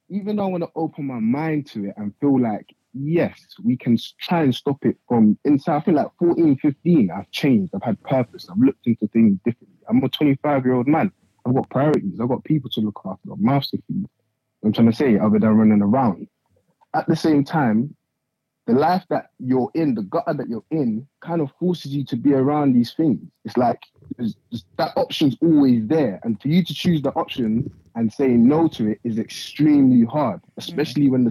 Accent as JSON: {"language": "English", "country": "Nigeria", "said": "I'm from Nigeria. So I was gonna say, I didn't come here to do all of that."}